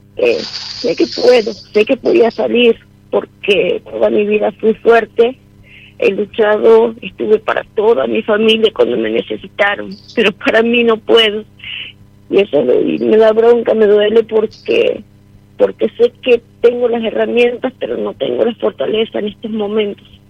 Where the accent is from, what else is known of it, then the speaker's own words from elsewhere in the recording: San Miguel de Tucumán, Tucumán, Argentina; De San Miguel de Tucumán.